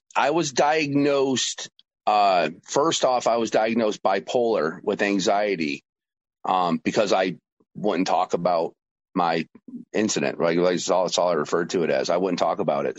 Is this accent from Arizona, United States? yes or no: no; New York, United States; also born or lived in Georgia; my home state of New York